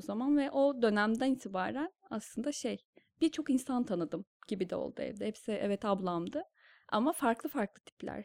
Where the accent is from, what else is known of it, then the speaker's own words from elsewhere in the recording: Kırşehir, Kırşehir Province, Turkey; moved away as an adult; also born or lived in Bursa; now in Istanbul, Turkey; biz iki küçük kardeş Kırşehir'de doğduk büyüdük.